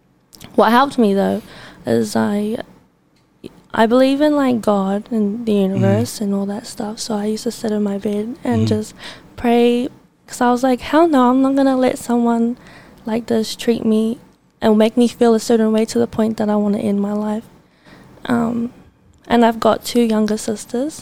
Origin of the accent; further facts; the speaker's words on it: Auckland, New Zealand; I am from South Auckland